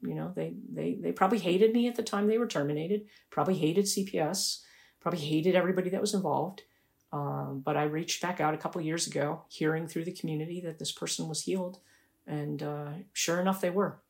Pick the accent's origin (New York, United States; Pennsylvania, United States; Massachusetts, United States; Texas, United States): New York, United States; Buffalo; moved away; I went back to my hometown in Buffalo, New York